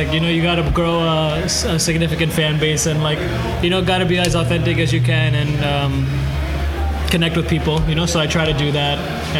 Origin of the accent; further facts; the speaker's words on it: Edison, New Jersey, United States; I'm from Edison, New Jersey.